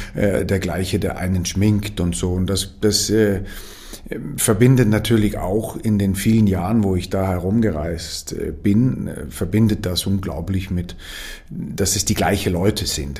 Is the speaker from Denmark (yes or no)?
yes; Denmark; moved away as an adult; now in Vienna, Austria; man fühlt sich äh, als Däne eigentlich sehr äh, dänisch hier